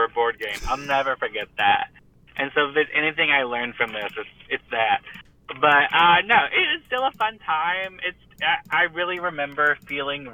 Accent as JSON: {"language": "English", "region": "South Carolina", "country": "United States", "tie": "born or raised there", "also_born_or_lived": "Savannah, Georgia / Georgia", "moved": "yes", "lives_now": "Alabama, United States", "said": "I'm born and raised in the South. I'm from South Carolina"}